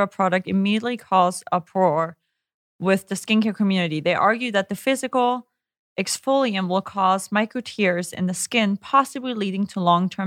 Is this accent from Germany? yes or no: yes; Germany; English is a second language; How is it with because growing up in Germany, we really never use sunscreen.